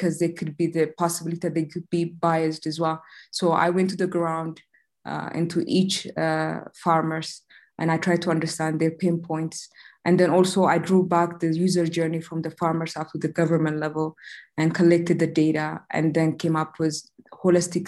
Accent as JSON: {"language": "English", "country": "Ethiopia", "said": "I'm originally from Ethiopia"}